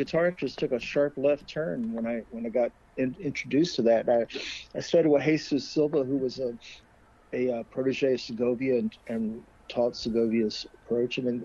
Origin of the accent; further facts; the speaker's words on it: North Carolina, United States; moved away; also born or lived in Minnesota; I grew up in North Carolina.